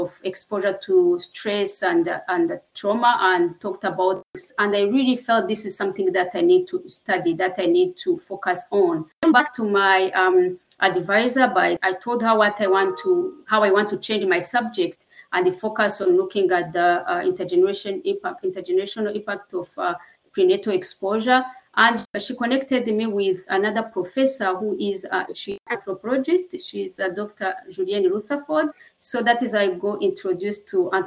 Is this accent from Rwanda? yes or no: yes; Rwanda; moved away; I'm from Rwanda. I was born in Rwanda, and as I was born, this was before the genocide